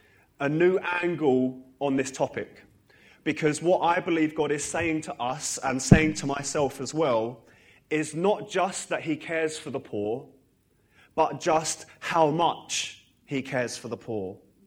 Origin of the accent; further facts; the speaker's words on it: Harlow, East of England, United Kingdom; now in Northern Ireland, United Kingdom; I'm from Harlow originally. I was actually dedicated in this church when it was the old building. And I, you know, grew up in Sunday school here. And for the last 7 years, I've lived in Northern Ireland.